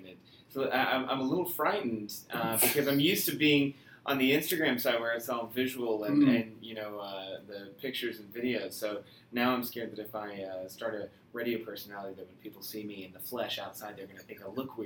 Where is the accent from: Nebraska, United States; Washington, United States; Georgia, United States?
Georgia, United States; Atlanta; I was born and raised in Atlanta